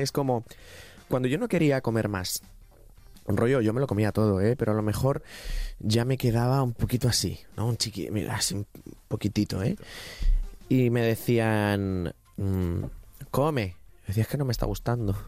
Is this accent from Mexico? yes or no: no; Ricote, Region of Murcia, Spain; yo me crié en Ricote